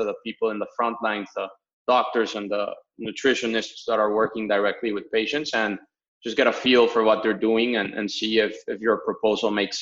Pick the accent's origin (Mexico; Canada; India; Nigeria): Mexico; moved away as an adult; now in Boston, United States; I'm from Mexico originally. I'm actually here in my hometown, finishing up summer vacation in Mexico